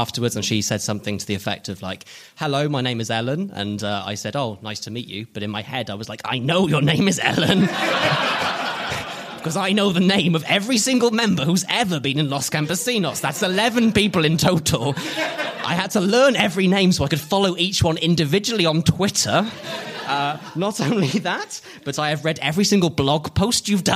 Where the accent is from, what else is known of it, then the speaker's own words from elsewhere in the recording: Oxfordshire, South East England, United Kingdom; In my hometown in Oxfordshire